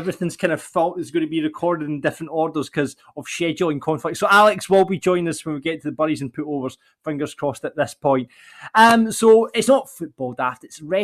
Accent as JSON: {"language": "English", "town": "Larbert", "region": "Scotland", "country": "United Kingdom", "said": "I am from Larbert"}